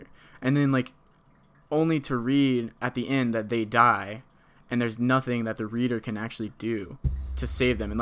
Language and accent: English; United States; as an American